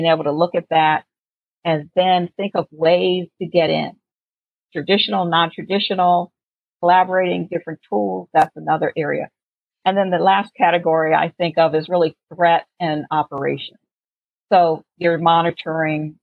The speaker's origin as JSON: {"language": "English", "town": "Washington", "region": "District of Columbia", "country": "United States", "said": "I'm from Washington, D.C."}